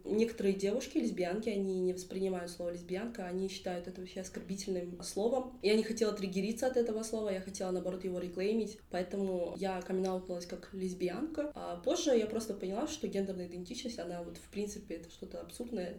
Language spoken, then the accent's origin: Russian; Kentau, Turkistan Region, Kazakhstan; Также я из Кентау